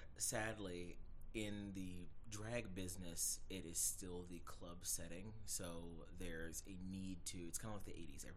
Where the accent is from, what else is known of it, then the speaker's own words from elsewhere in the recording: Atlanta, Georgia, United States; moved away as an adult; now in South Carolina, United States; I'm 31 years old. I'm originally from Atlanta, Georgia, but I've been in South Carolina for over 10 years.